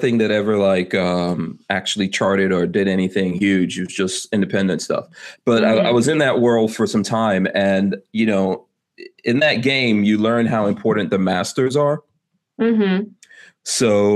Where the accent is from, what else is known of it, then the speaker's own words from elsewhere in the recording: Guyana; moved away; And I was born in South America, and there's definitely Native Indians in Guyana where I was born.